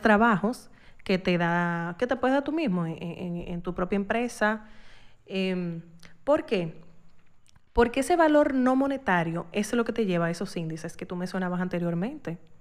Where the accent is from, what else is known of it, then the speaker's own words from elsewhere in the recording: Dominican Republic; uno como dominicano